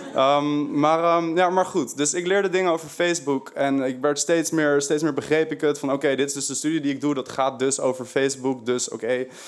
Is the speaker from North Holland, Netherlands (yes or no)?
yes; Haarlem, North Holland, Netherlands; moved away as an adult; now in Amsterdam, Netherlands; ik kom uit Haarlem. Daar heb ik die R. Best wel erg